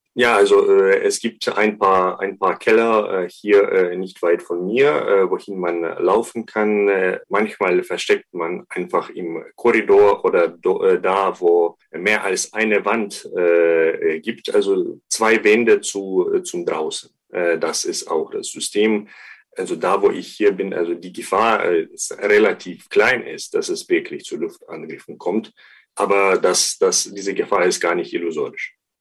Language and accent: German; Ukraine; als Ukrainer würde ich sagen